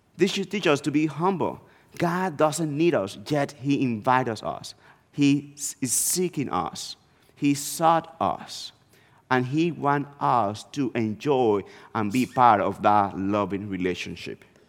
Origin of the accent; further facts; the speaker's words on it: northeast Dominican Republic, Dominican Republic; moved away; I was born and raised in the Dominican Republic, and I, I grew up in a small town in the northeast part of the country.